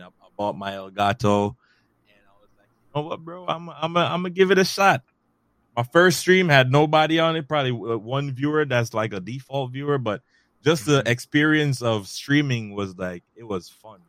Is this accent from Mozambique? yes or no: no; Jamaica; also born or lived in Bronx, New York City; now in New York City, United States; I was born and raised originally in Jamaica, but now mm-hmm. I reside in New York City, in the Bronx